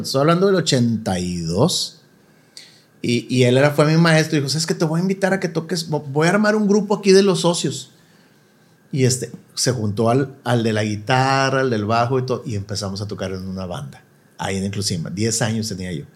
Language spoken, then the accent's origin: Spanish; Monterrey, Nuevo León, Mexico; moved away as an adult; also born or lived in Mexico City; toda mi vida en Monterrey. Eh, viví en la Vista Hermosa, mucho, bueno, pues toda mi vida hasta los 18 años y que me fui a la Ciudad de México